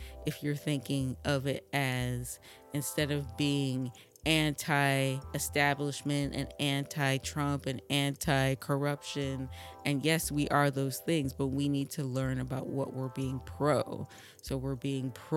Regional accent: Vermont, United States; now in Brooklyn, United States; I grew up in Vermont

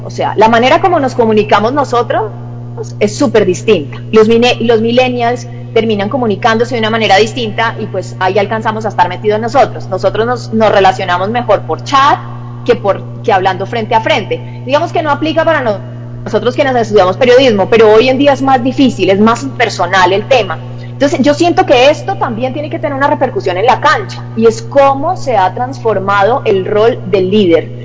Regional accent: Santander, Colombia; moved away; mi tierra

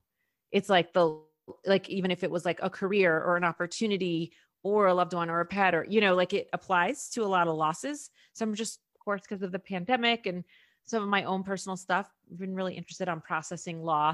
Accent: New York City, New York, United States; first language Spanish; I was born in Harlem and was raised for the first 7 years in Washington Heights. So I pretty much only spoke Spanish. So I had family. I'm mixed.

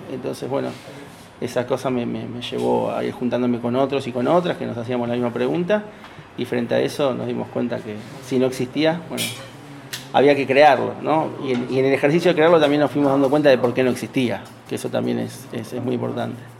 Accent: Argentina

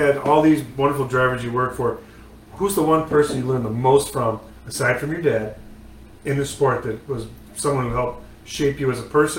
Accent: Buffalo, New York, United States; moved away as an adult; now in North Carolina, United States; And the wings are because I'm from Buffalo

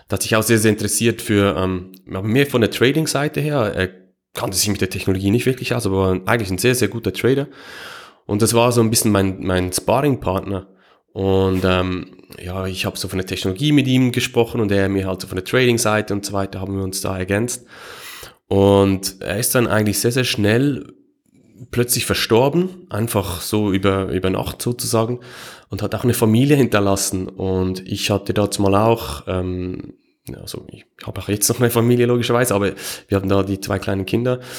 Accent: Switzerland; Ähm, ähm, wie, ihr es wahrscheinlich hört, ich komme aus der Schweiz.

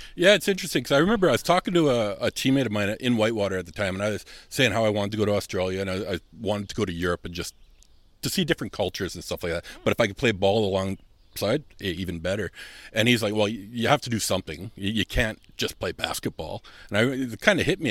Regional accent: Southern Manitoba, Canada; moved away as an adult; also born or lived in Germany; now in Winnipeg, Canada; I'm from Southern Manitoba

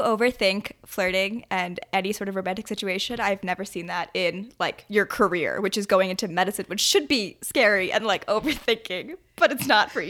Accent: New Jersey, United States; where I grew up in Jersey, we also have a really, really close knit group of family friends.

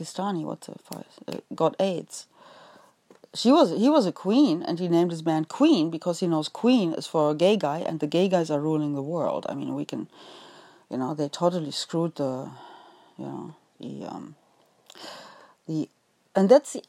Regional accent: Osnabrück, Lower Saxony, Germany; I was born in Osnabrück.

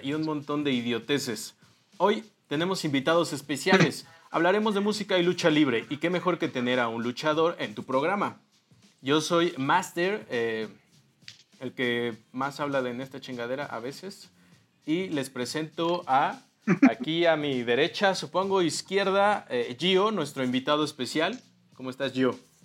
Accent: Mexico; aquí como mexicanos 100% eh, este, creces teniendo en tu ADN la lucha libre

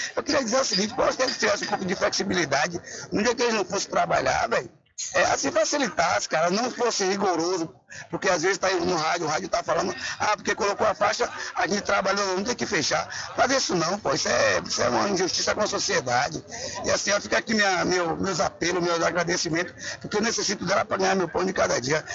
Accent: São Félix, Bahia, Brazil; eu sou de São Félix

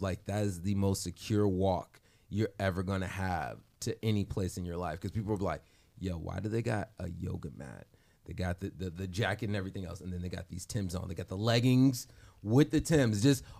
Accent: Chicago, Illinois, United States; I'm also from Chicago.

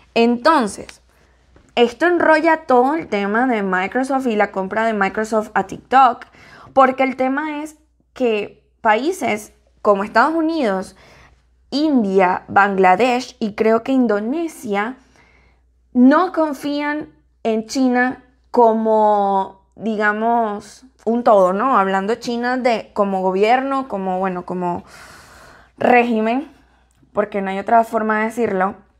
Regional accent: Venezuela; now in United States; como decimos en Venezuela

